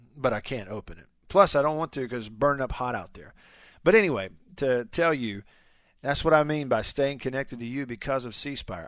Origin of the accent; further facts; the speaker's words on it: Tupelo, Mississippi, United States; my hometown of Tupelo